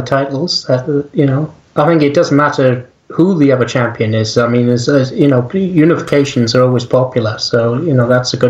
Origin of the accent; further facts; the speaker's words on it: Wales, United Kingdom; accent: Welsh; I mean, there's probably people laughing at my accent right now, my Welsh accent, right?